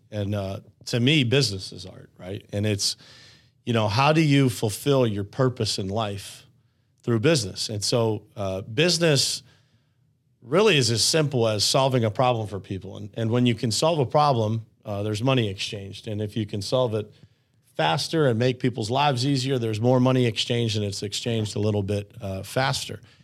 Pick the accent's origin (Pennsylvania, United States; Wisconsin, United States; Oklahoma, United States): Pennsylvania, United States; Uniontown; born and raised in Uniontown, Pennsylvania